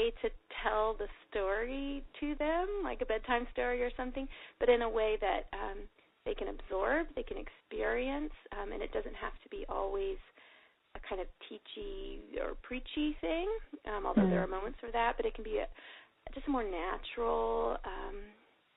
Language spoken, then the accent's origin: English; Texas, United States; moved away as an adult; also born or lived in Virginia; I grew up in Texas